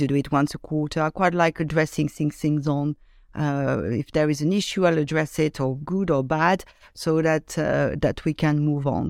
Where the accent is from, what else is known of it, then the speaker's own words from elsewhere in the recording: Lyon, Auvergne-Rhône-Alpes, France; I grew up in uh, in the suburb of Lyon, which is uh, one of second biggest uh, city in France